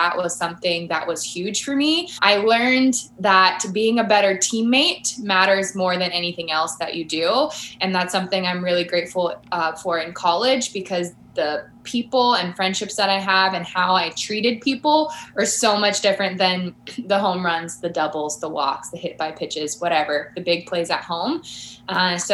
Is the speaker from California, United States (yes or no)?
yes; California, United States; I'm from California. So I played for SoCal Wicked, SoCal Choppers